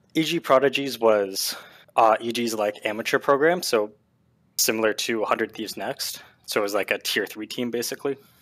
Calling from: Southern Ontario, Canada; I am calling from Southern Ontario

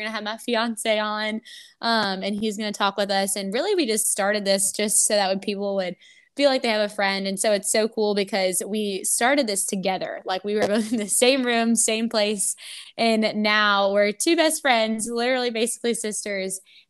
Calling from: Tampa, Florida, United States; But I'm actually podcasting from Tampa, Florida

